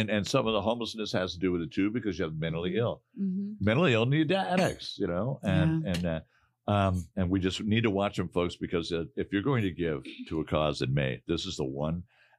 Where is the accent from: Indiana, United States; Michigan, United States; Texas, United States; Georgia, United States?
Michigan, United States; Detroit; now in Arizona, United States; my hometown of Detroit, Michigan